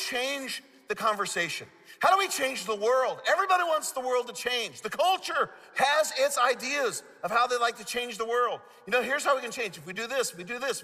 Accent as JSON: {"language": "English", "region": "Midwest", "country": "United States", "said": "I'm a Midwesterner"}